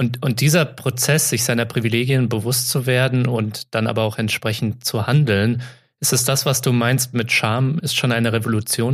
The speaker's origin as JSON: {"language": "German", "town": "Offenbach", "region": "Hesse", "country": "Germany", "said": "ich komme aus Offenbach, das liegt bei Frankfurt in Hessen"}